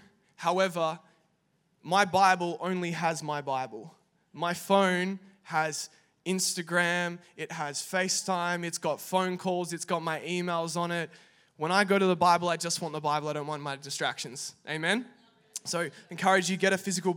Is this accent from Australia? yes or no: yes; Perth, Western Australia, Australia; moved away as an adult; also born or lived in Italy; now in Melbourne, Australia; I'm actually from Perth, Western Australia